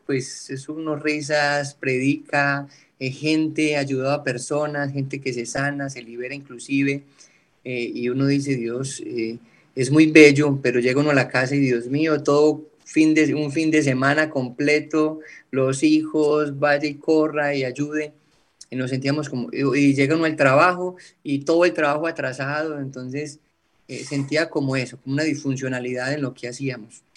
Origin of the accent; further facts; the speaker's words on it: eastern Antioquia, Colombia; now in Bucaramanga, Colombia; Vengo de un pueblo del oriente antioqueño, acá en Colombia, de una familia sencilla, campesina